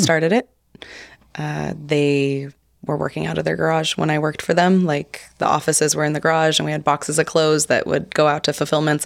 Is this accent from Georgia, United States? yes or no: no; Hope, Idaho, United States; born and raised in Hope, Idaho